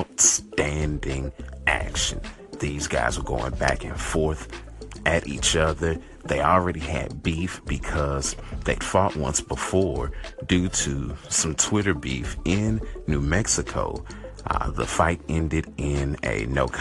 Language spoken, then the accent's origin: English; Nigeria; I am Nigerian